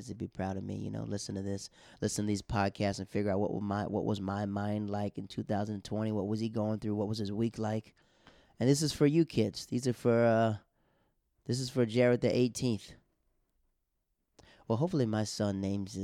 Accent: Tampa, Florida, United States; moved away as an adult; now in New York, United States; I'm from Florida. I'm from Tampa, Florida

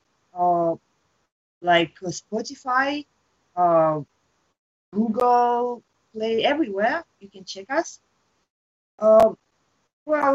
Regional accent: Russia; moved away as an adult; also born or lived in Moscow; now in Tokyo, Japan; I'm from Russia

